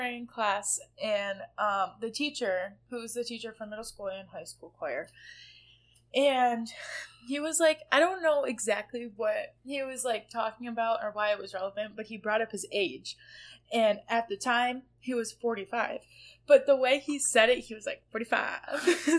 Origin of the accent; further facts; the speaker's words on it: the South, United States; accent: Southern; Oh, yeah. I'll talk in my Southern accent about it.